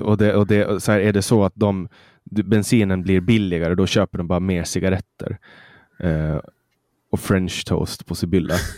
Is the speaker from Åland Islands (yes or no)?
yes; Mariehamn, Åland, Åland Islands; det finns kollektivtrafik i Mariehamn där jag kommer ifrån